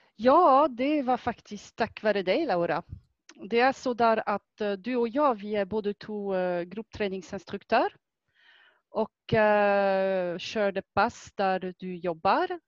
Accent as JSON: {"language": "Swedish", "country": "France", "second_language": "Swedish", "moved": "yes", "lives_now": "Sweden", "said": "Jag kommer från Frankrike ursprungligt och det är faktiskt där jag har lärt mig att sticka"}